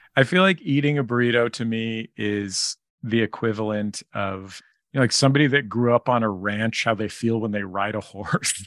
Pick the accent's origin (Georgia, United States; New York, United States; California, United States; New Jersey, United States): California, United States; San Francisco; now in Los Angeles, United States; I grew up in San Francisco in the Mission District